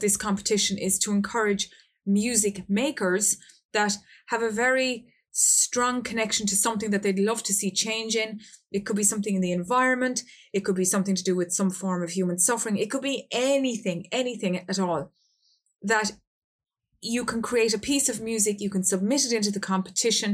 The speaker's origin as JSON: {"language": "English", "country": "Ireland", "said": "I'm from Ireland"}